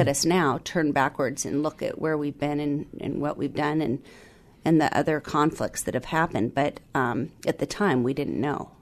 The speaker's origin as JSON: {"language": "English", "area": "South Snohomish County", "region": "Washington", "country": "United States", "tie": "born or raised there", "also_born_or_lived": "Southern California", "said": "moved up here, uh, when I was five. And so was raised here in South Snohomish County, uh, graduated from Meadowdale High School"}